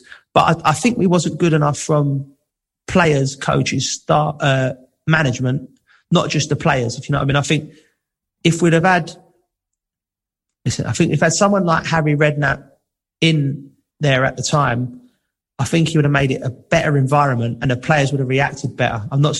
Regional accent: England, United Kingdom; these young lads, we're still English, we're both England fans

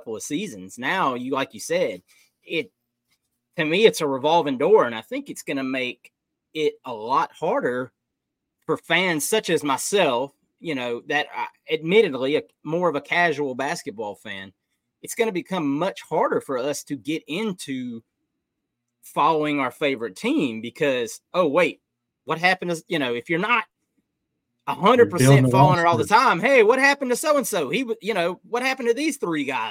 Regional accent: Atlanta, Georgia, United States; I grew up in Atlanta

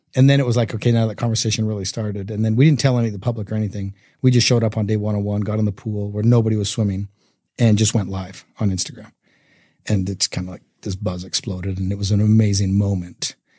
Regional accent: Canada; now in Utah, United States; I grew up in Canada

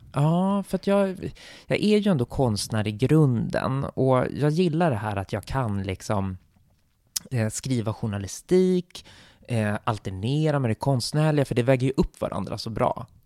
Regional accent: Sweden; som svensk och västerlänning

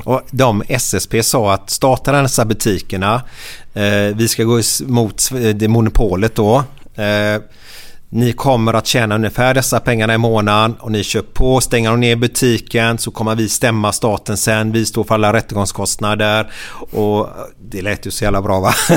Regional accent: Gothenburg, Västra Götaland, Sweden; jag och Uffe då, vi är uppvuxna tillsammans på Kar Karniolgatan

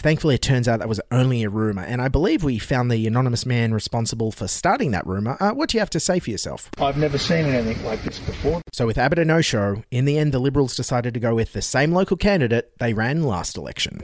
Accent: Dignams Creek, New South Wales, Australia; I was born down in a farm, Dignam's Creek. Creek, which is down near Bega.

